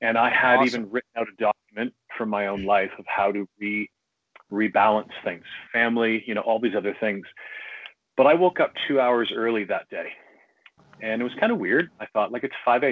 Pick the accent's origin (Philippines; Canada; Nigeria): Canada; I'm Canadian living outside Toronto